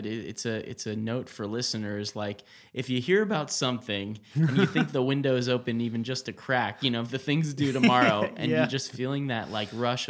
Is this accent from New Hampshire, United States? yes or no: no; New York, United States; I grew up in Rockland County outside New York City.